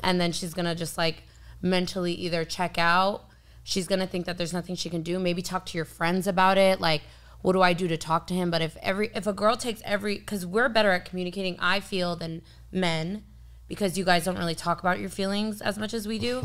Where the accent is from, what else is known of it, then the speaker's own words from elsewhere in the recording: San Diego, California, United States; I was born and raised in San Diego.